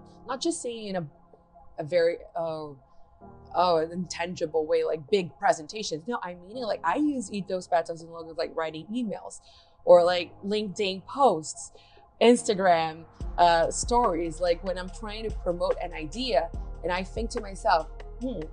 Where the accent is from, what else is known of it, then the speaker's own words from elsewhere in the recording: Brazil; English is a second language; moved away as an adult; now in United States; when I moved here, I'm from Brazil, like I moved here like 4 years ago